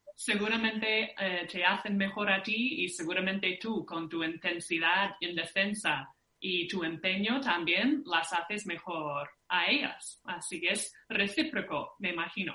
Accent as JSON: {"language": "Spanish", "region": "Minnesota", "country": "United States", "moved": "yes", "said": "somos de Minnesota"}